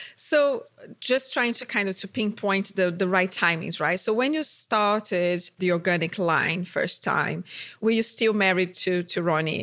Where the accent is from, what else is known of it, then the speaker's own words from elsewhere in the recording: Brazil; moved away; my home country, Brazil.